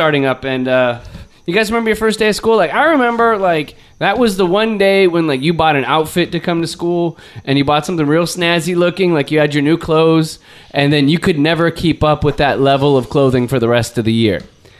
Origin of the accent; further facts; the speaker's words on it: United States; I'm an American.